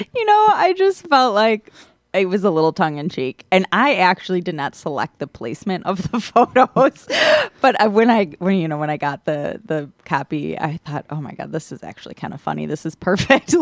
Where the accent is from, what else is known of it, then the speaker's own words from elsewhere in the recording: Milwaukee, Wisconsin, United States; I was born and raised in Milwaukee